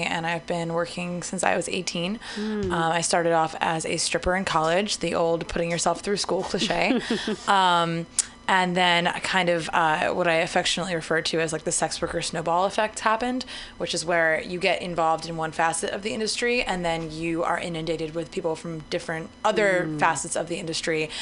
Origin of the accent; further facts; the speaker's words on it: New Jersey, United States; moved away as an adult; also born or lived in Baltimore; now in San Francisco, United States; I'm from New Jersey, the wonderful, beautiful garden state of New Jersey